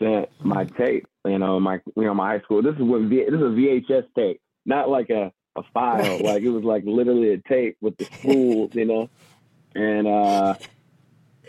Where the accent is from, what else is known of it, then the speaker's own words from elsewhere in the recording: Charlotte, North Carolina, United States; I grew up in North Carolina and played for an AAU basketball team called the Charlotte Royals